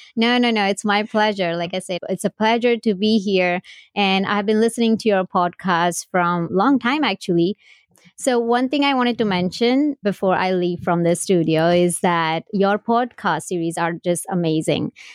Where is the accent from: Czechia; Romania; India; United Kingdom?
India; now in United States; I was born and raised in India. I came here in two thousand one